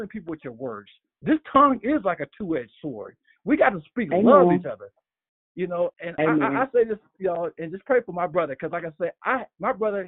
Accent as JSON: {"language": "English", "region": "Alabama", "country": "United States", "tie": "born or raised there", "moved": "yes", "said": "I'm visiting my hometown of Alabama"}